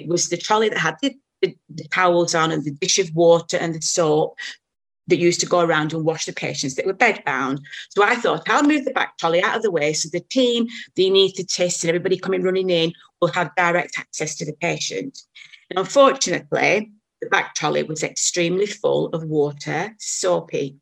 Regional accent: Blackburn, North West England, United Kingdom; moved away as an adult; now in New Zealand; I was born in Blackburn, which is about 30 miles away

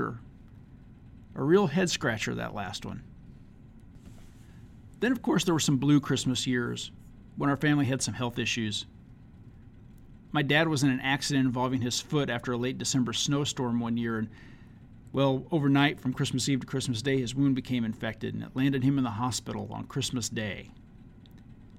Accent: Leavenworth, Kansas, United States; growing up in Leavenworth, Kansas, a kid of the 1970s and 80s

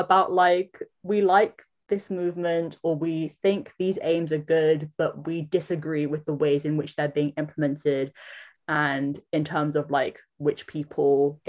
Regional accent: London, United Kingdom; moved away as an adult; also born or lived in Samoa (ancestry); now in New Zealand; I was born in London, which makes me London-born Samoan. And I have been living in Aotearoa, New Zealand for the past almost 11 years.

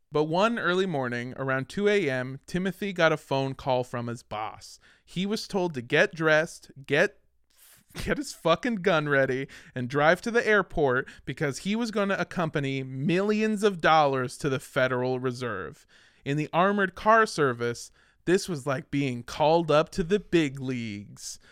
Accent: Los Angeles, California, United States; I grew up in Los Angeles

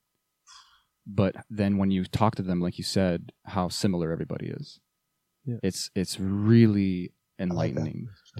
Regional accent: Canada; But being Canadian really

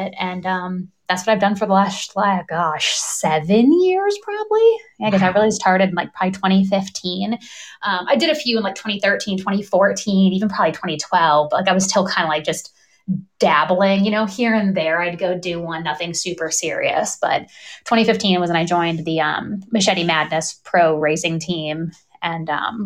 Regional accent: Northwest Ohio, United States; I grew up in Ohio in a small town, Northwest Ohio

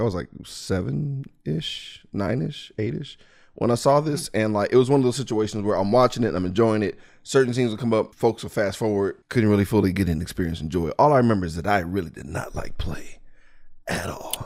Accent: Mississippi, United States; I'm from Mississippi

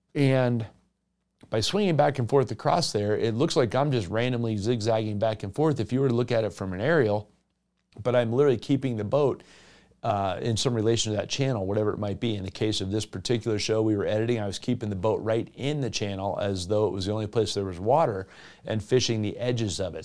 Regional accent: South Florida, United States; now in Western United States; in my home state of Florida

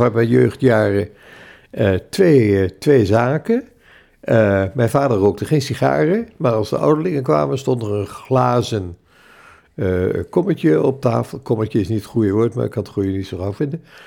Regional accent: Zwolle, Overijssel, Netherlands; geboren in Zolle in 1935

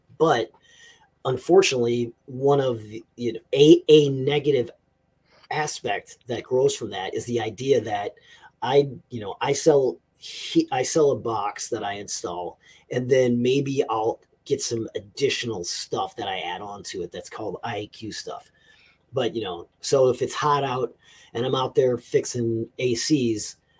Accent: the South, United States; I need air conditioning because I'm from the South.

